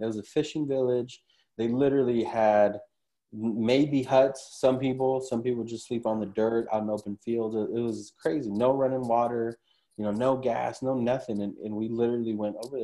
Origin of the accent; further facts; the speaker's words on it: Huntington Park, California, United States; now in Orange County, United States; I grew up in Huntington Park, which is right next to Compton